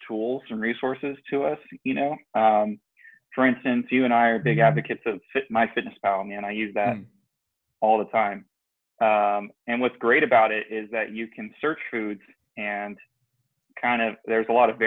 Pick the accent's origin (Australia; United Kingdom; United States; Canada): United States; San Jose, California; moved away as an adult; now in Turlock, United States; I'm originally from the Silicon Valley, as some would know it, you know, the Bay Area, San Jose, California.